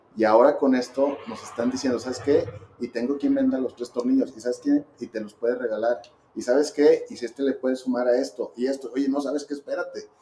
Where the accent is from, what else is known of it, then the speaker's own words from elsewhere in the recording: Zacatecas, Mexico; somos gente pues, de Zacatecas, que le hemos chambeado